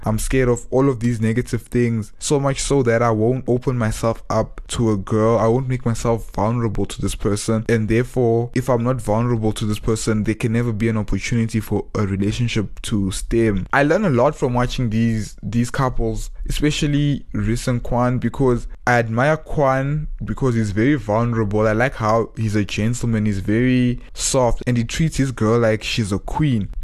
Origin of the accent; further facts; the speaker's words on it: Johannesburg, Gauteng, South Africa; moved away as an adult; also born or lived in Cape Town; my growing up in Joburg